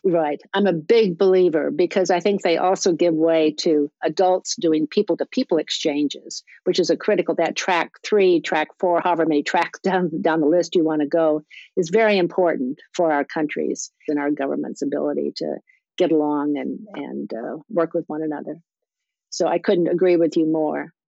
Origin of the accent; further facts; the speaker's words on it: South Dakota, United States; moved away; also born or lived in Iowa; I was born in Iowa, but I claim South Dakota as my uh, growing up state